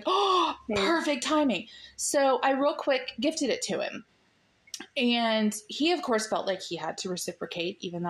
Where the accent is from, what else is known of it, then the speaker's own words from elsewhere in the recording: United States; this American chick